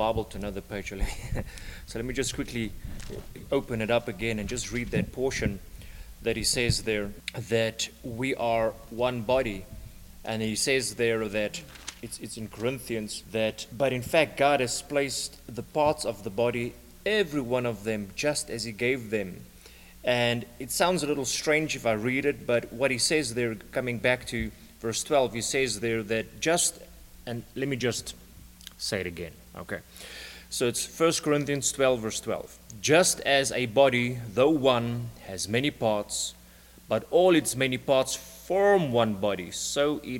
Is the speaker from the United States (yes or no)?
no; South Africa; from South Africa